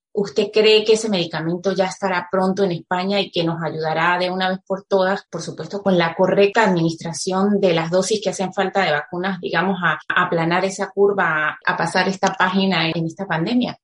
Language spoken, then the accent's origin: Spanish; Venezuela; now in Spain; como decimos en venezolano